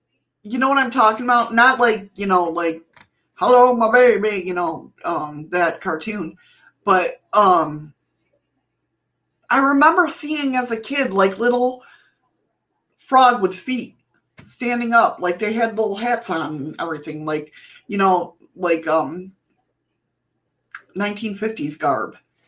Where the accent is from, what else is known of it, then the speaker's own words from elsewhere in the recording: Cincinnati, Ohio, United States; Okay, so growing up in Cincinnati, my family often took trips to Loveland, Ohio